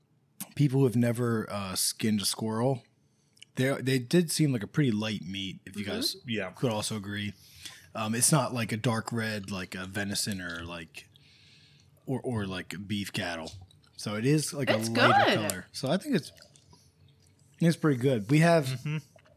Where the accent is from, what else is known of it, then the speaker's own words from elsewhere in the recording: Northern United States, United States; I was tempted to say Appalachia or Appalachian because I'm a Northerner Yankee.